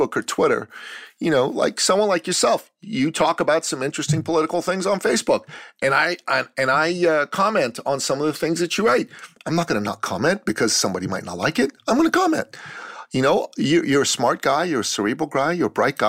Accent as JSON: {"language": "English", "country": "Iran", "moved": "yes", "said": "I'm a Christian from the Middle East, from Iran. I left my country because I used to live in tyranny, and I came to the free West"}